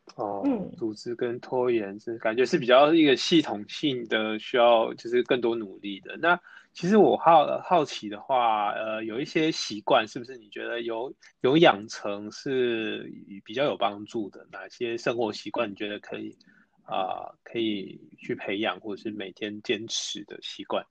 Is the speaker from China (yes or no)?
no; Taichung, Taiwan; now in Taipei, Taiwan; 我台中人，目前在台北